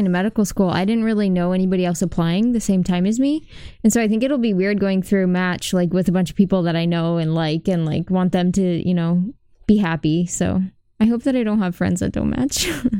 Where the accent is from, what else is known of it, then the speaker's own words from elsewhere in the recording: Washington, United States; I'm from Washington State.